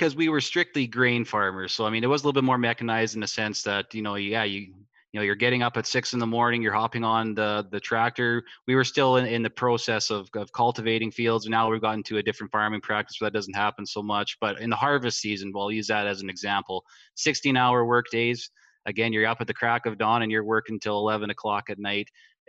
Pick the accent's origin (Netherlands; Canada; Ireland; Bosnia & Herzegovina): Canada; Frontier, Saskatchewan; We actually grew up 2 miles from the American border. The small town of Frontier was about 15